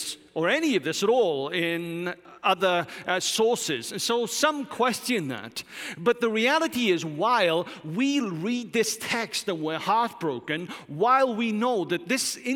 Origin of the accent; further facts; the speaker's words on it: Wales, United Kingdom; moved away; I'm Welsh.